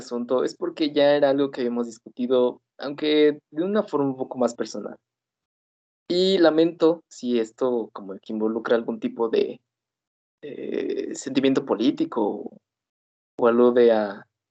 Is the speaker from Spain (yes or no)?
no; Mexico; la realidad que vivimos aquí en Latinoamérica